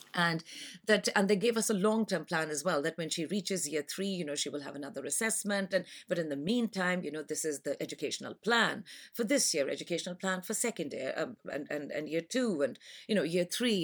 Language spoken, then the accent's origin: English; Pakistan; moved away as an adult; now in London, United Kingdom; I am from Pakistan. and, uh, I have been in London for the past twenty-five years.